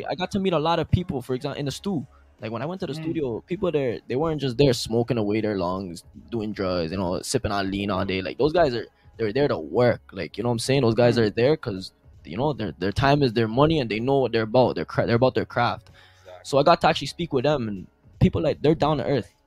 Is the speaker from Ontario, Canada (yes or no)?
yes; Toronto, Ontario, Canada; for my hometown